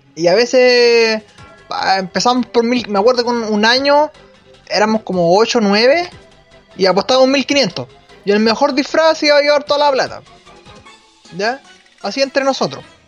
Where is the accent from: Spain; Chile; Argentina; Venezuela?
Chile; Acá en Chile